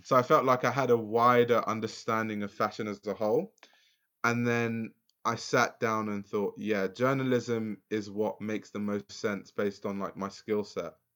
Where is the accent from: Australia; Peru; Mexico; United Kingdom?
United Kingdom; London; I grew up in Lewisham